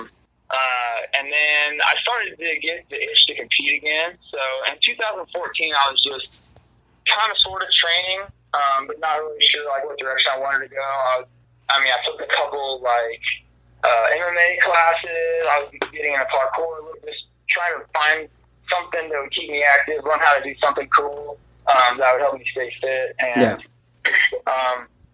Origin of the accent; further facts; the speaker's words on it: Hastings, Nebraska, United States; now in Portland, United States; So I grew up in Nebraska, south central part of the state, town called Hastings.